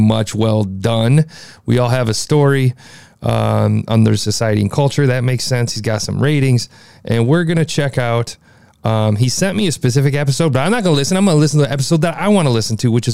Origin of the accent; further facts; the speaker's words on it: Midwest, United States; I'm from the Midwest